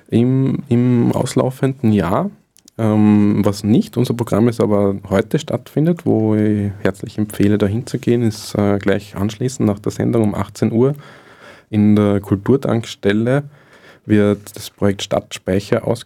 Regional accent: Ried im Innkreis, Upper Austria, Austria; Und der wird morgen das erste Mal in meine Heimat zurückkehren, äh, ins Innviertel, und zwar in Ried im Innkreis stattfinden

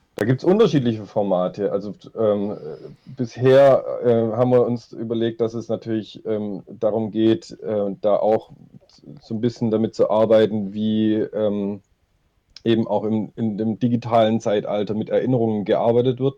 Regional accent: Stuttgart, Baden-Württemberg, Germany; also born or lived in Nürtingen; ich komme aus Stuttgart, ähm, lebe und arbeite hier

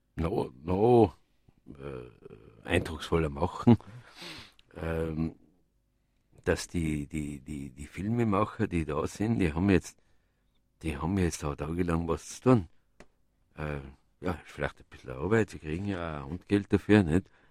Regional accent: Innsbruck, Tyrol, Austria; wo ich aufgewachsen bin in Innsbruck

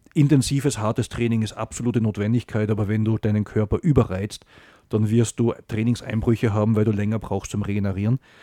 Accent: Salzburg, Austria; moved away as an adult; also born or lived in Germany; Ja, ich bin in Salzburg geboren

